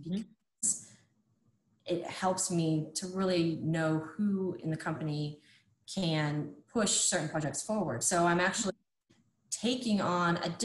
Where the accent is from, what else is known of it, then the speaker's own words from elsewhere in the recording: Ohio, United States; also born or lived in Florida; now in Indiana, United States; I'm originally from Ohio and then I moved to Florida and now I'm in Indiana